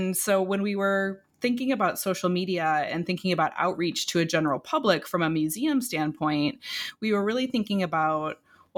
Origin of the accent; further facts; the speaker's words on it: Illinois, United States; which is very close to where I grew up in Illinois.